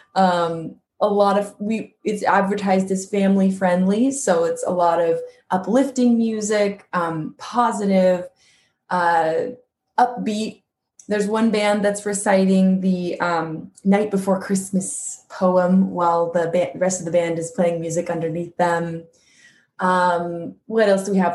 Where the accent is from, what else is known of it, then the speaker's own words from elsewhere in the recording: Quincy, California, United States; my hometown of Quincy, California